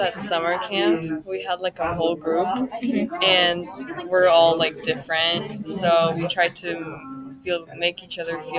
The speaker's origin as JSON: {"language": "English", "town": "Roseville", "region": "California", "country": "United States", "tie": "born or raised there", "first_language": "Russian", "second_language": "English", "said": "I grew up in California, the same place I am right now."}